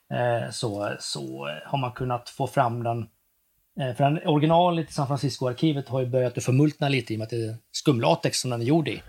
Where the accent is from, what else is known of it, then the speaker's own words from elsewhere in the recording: Västergötland, Västra Götaland, Sweden; also born or lived in East Germany (ancestry); jag växte upp då i Västergötland ute på en bondgård